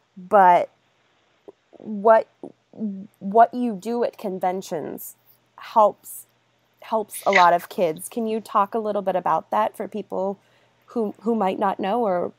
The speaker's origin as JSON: {"language": "English", "region": "Northeast Ohio", "country": "United States", "moved": "yes", "said": "I came from Northeast Ohio, and we had the lake effect, and it was rarely ever sunny."}